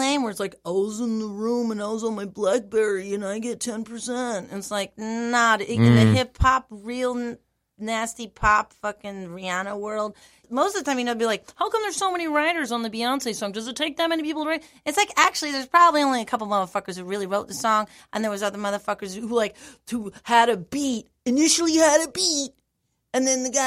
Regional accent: California, United States; moved away; also born or lived in New York City; I grew up in California.

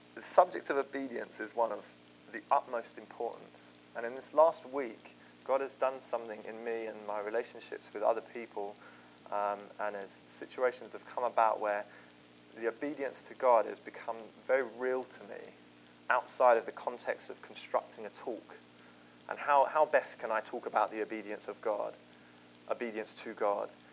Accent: Croydon, London, United Kingdom; I grew up in Croydon.

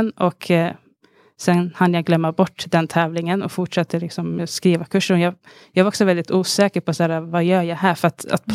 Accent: Stockholm, Stockholm County, Sweden; från Alby i Stockholm

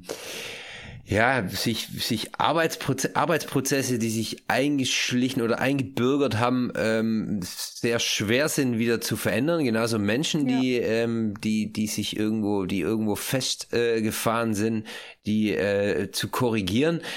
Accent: Germany; moved away; also born or lived in Switzerland; wenn von vornherein klar ist, dass man aus Deutschland kommt

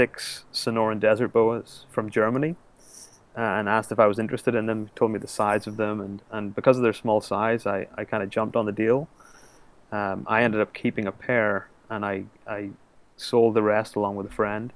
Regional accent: Belfast, Northern Ireland, United Kingdom; I'm from Belfast, Northern Ireland

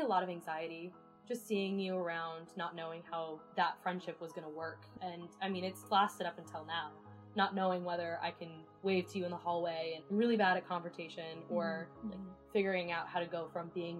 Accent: California, United States; moved away as an adult; I'm from California

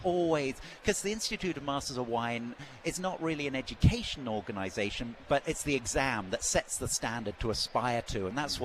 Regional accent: England, United Kingdom; also born or lived in Australia; now in Napa Valley, United States; I'm from England originally, obviously, but fell in love with Napa Valley

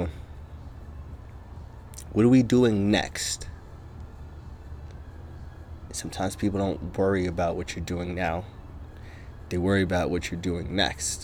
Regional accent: Logan, Utah, United States; also born or lived in across the pond (birthplace); I was born across the pond, but I grew up in a small town called Logan, Utah

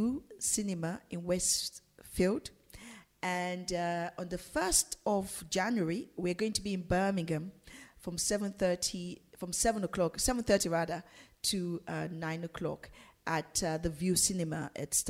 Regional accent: Nigeria; now in London, United Kingdom; growing up in Nigeria

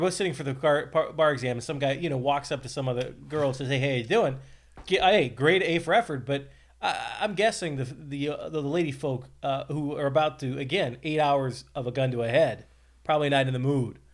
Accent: Columbus, Ohio, United States; moved away; I'm from Columbus

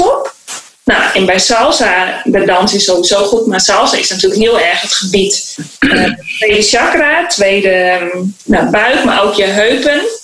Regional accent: Beetsterzwaag, Friesland, Netherlands; moved away; also born or lived in Suriname; in het Friese dorp in Beetswagen waar ik ben opgegroeid

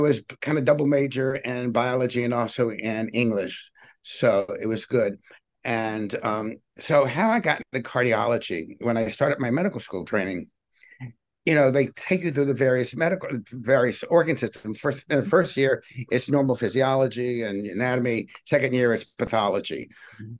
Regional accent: Richmond, Virginia, United States; I grew up in Richmond, Virginia, and I didn't have a medical family

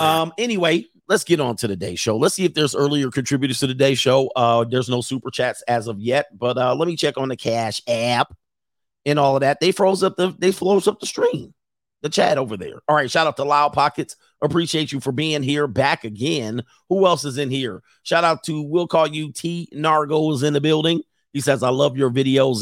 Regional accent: San Fernando Valley, California, United States; I grew up in the San Fernando Valley in my teenage years

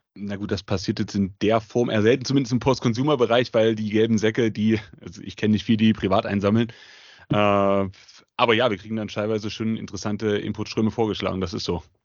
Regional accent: Leipzig, Saxony, Germany; komme aus der wunderschönen Stadt Leipzig, bin eigentlich schon immer Leipziger gewesen, habe auch hier studiert

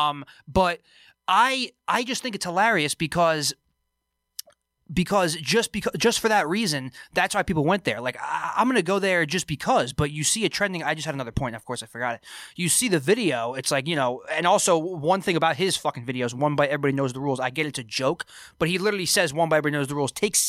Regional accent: Freehold, New Jersey, United States; my hometown, shout out to Freehold, New Jersey

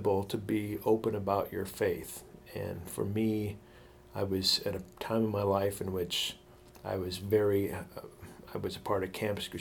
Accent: Othello, Washington, United States; the little town that I grew up in Eastern Washington called Othello

